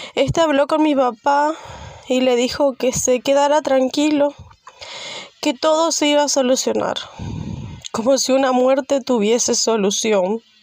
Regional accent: Santa Ana, Misiones, Argentina; Soy de la localidad de Santa Ana, Misiones

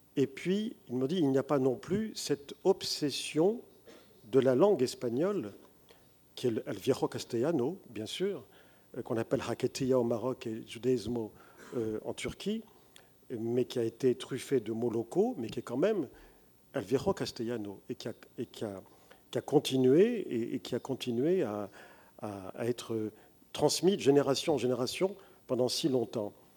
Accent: France; Je suis français, mais mon identité est multiple

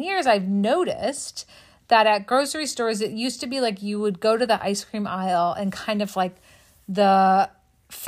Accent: West Coast, United States; as a kid, growing up on the West Coast

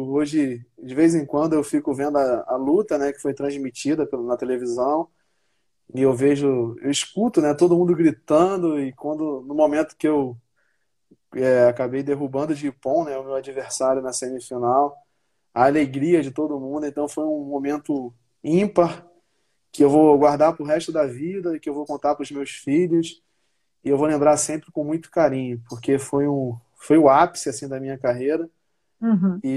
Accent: Paraíba, Brazil; also born or lived in Complexo do Alemão, Rio de Janeiro; Então, eu vim do complexo do alemão, é, depois que eu vim da Paraíba, eu morei alguns anos no Complexo do Alemão e eu vi essa realidade, né?

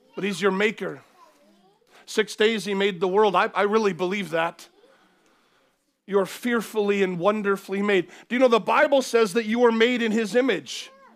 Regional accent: United States; now in Cardiff, United Kingdom; where I grew up in the U S

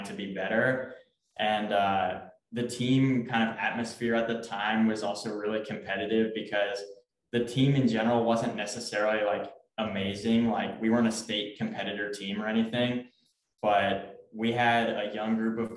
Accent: Memphis, Tennessee, United States; I'm from Memphis, Tennessee

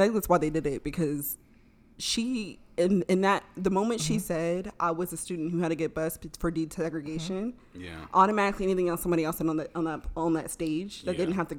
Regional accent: Baltimore, Maryland, United States; I'm from the suburbs. I'm from the suburbs of Baltimore.

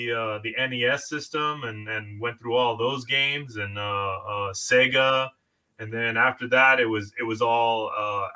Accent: Southern California, United States; I'm born and raised in Southern California

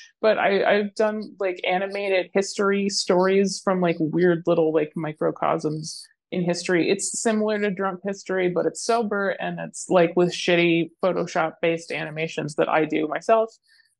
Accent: Alaska, United States; at the time was taken by a dog with a locked account.

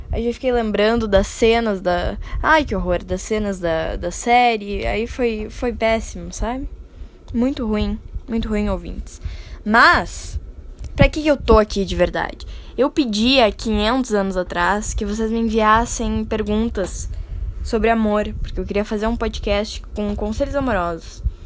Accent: Brazil; falando como brasileiro

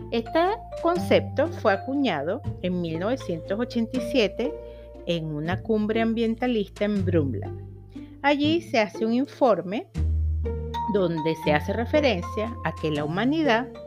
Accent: Venezuela; now in Chile; soy una venezolana que está viviendo en Chile, una emprendedora

